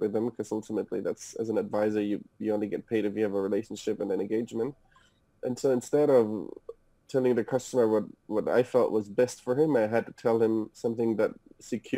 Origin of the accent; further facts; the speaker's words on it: Munich, Bavaria, Germany; moved away as an adult; also born or lived in Hamburg, Germany; now in United States; I'm from Germany originally, was born and raised in Munich. Moved to Hamburg with my parents